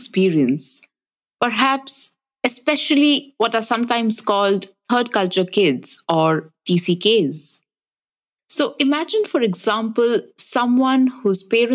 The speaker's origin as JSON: {"language": "English", "town": "Durgapur", "region": "West Bengal", "country": "India", "tie": "born or raised there", "also_born_or_lived": "France", "moved": "yes", "said": "when I came back to my hometown, Durgapur, it was my home"}